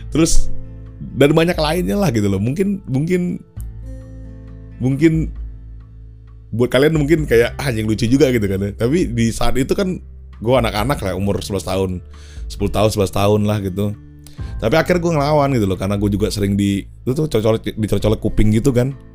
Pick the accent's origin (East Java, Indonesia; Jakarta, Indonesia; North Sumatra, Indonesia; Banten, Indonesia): North Sumatra, Indonesia; gue ini ada bataknya kan ya gue tuh karo um, tapi muslim di daerah gue tuh dulu di kota gue tinggal itu eh, mayoritas itu adalah orang-orang Melayu